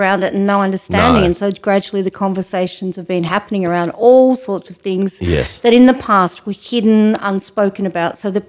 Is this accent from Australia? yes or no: yes; Ouyen, Victoria, Australia; when I was growing up in Oyen, you know, I was called a tomboy